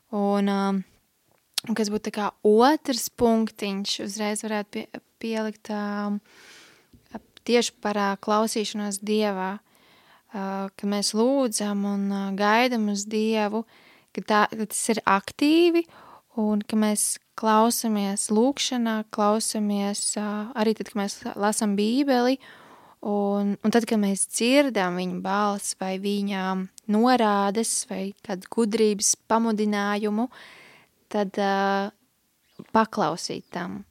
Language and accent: Latvian; Liepāja, Kurzeme, Latvia; es nāku no Liepājas, esmu uzaugusi piecbērnu ģimenē